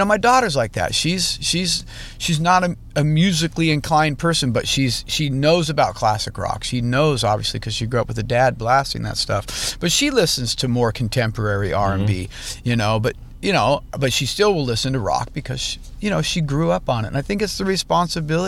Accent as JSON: {"language": "English", "country": "United States", "tie": "born or raised there", "said": "growing up in Lake Tahoe"}